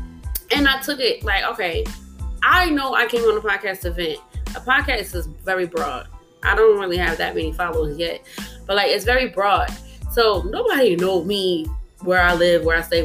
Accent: New Jersey, United States; I'm from Jersey

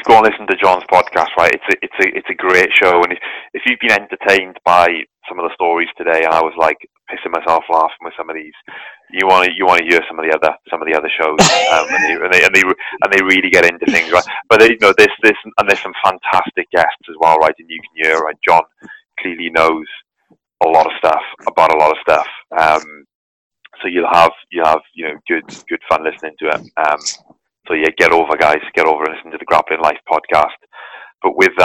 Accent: Wales, United Kingdom; I'm from Wales

